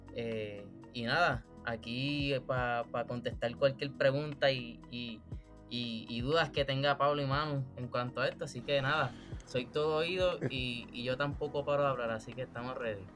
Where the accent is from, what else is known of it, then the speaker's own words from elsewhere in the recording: Puerto Rico; yo soy un, artista puertorriqueño